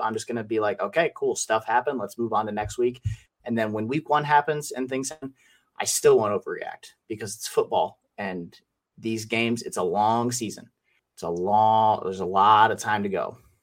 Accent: Wisconsin, United States; I'm from Wisconsin

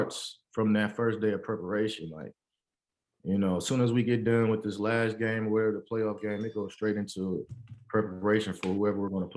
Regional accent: San Francisco, California, United States; From San Francisco, California, born and raised

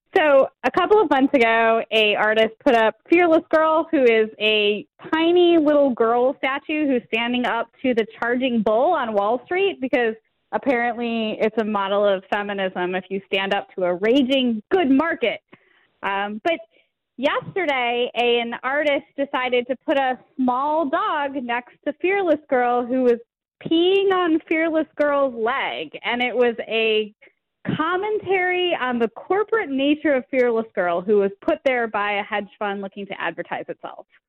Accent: Detroit, Michigan, United States; I grew up in Detroit

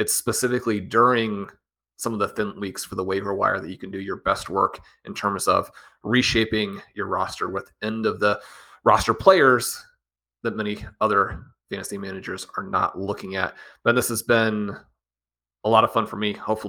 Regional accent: Kansas City, United States; I'm a college basketball guy. I grew up in Kansas City, just down the road from Lawrence.

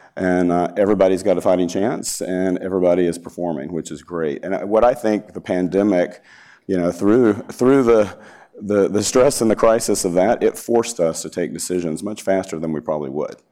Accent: Alabama, United States; moved away; I'm from Alabama

